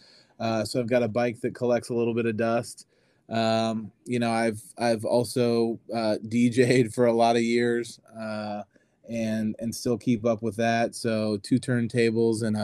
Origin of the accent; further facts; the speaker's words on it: Indianapolis, Indiana, United States; moved away as an adult; also born or lived in Wisconsin; now in Cincinnati, United States; My parents moved to Florida, and we're originally from Indianapolis